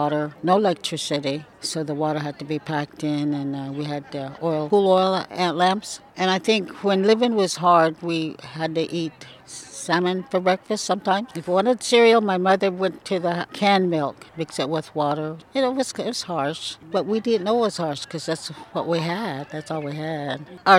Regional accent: Celilo, Oregon, United States; I was born in Celilo Falls in 1937. I was born with four brothers, two older, two younger.

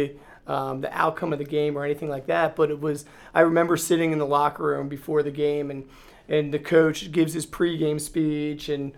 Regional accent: Reading, Pennsylvania, United States; I am from Reading, Pennsylvania. I grew up right outside in the suburbs of Reading

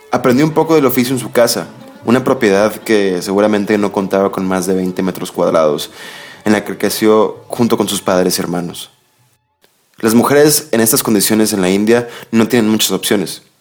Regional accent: Mexico; Yo, como muchos mexicanos, por ejemplo, me había preguntado en algunas ocasiones

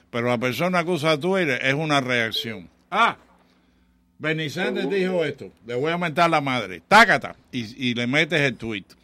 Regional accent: Cuba; also born or lived in Chicago / New York; now in Miami, United States; somos cubanos

